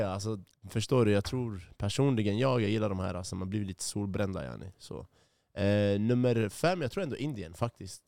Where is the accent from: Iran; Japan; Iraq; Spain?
Iraq; now in Sweden; jag är från Irak.